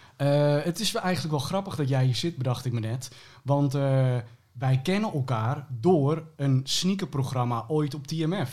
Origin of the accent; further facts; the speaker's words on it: Almere, Flevoland, Netherlands; ik ben opgegroeid in Almere